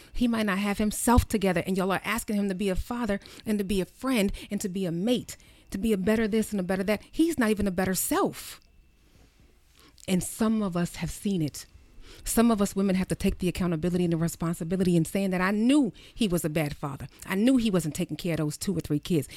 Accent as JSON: {"language": "English", "area": "Baltimore City", "region": "New Jersey", "country": "United States", "tie": "born or raised there", "said": "I am from Baltimore City. I was raised in Jersey and from Baltimore City"}